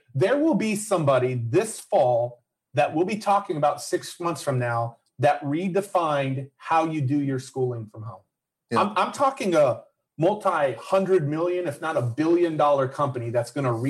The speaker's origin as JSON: {"language": "English", "region": "Texas", "country": "United States", "said": "I'm from Texas."}